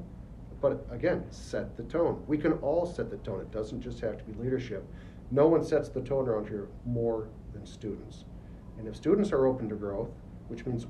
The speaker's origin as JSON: {"language": "English", "region": "Upper Peninsula of Michigan", "country": "United States", "tie": "born or raised there", "moved": "yes", "lives_now": "Detroit, United States", "said": "I grew up in the Upper Peninsula of Michigan, and I love it up there. Oh my, that's my home"}